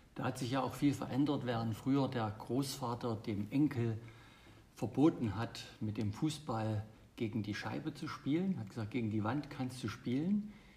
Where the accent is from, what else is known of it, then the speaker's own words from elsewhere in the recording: Germany; bei uns in Deutschland